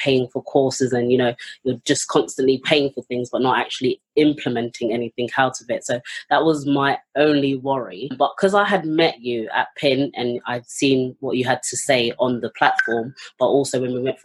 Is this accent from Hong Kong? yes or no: no; London, United Kingdom; I'm from London, North London, in Finsbury Park.